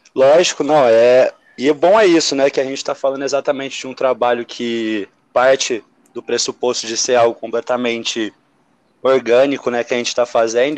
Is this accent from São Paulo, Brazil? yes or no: yes; São José do Rio Preto, São Paulo, Brazil; moved away; eu venho de São José do Rio Preto